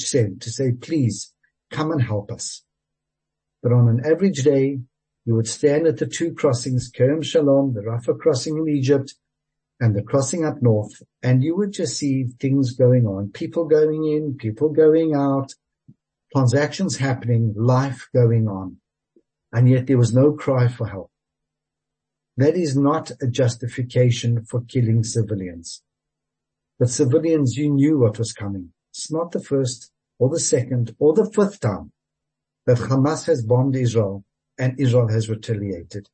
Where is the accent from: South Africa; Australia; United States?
South Africa; As a South African